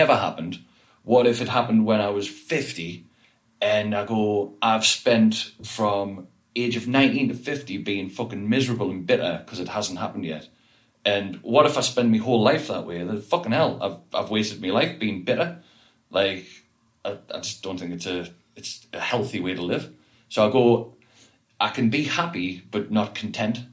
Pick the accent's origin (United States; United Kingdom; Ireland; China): United Kingdom; the North East, North East England; I was from the Northeast